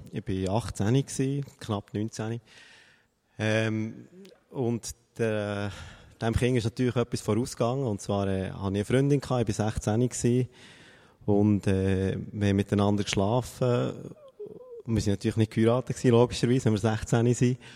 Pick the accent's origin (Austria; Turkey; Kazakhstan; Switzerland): Switzerland; Bern; sie ist irgendwo aus dem Emmental gekommen und ich komme aus Bern.